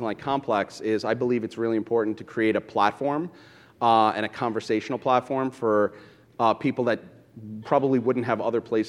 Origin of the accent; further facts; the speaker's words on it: New York City, New York, United States; I grew up in Brooklyn listening to hip-hop and going to Fulton for my sneakers